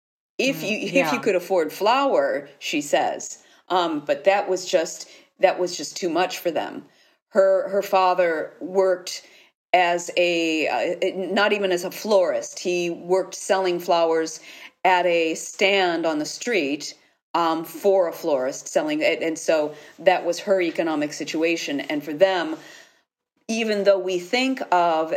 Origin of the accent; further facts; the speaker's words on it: United States; moved away as an adult; now in Italy; I've lived here for 30 years, but I am American. My life is in Italy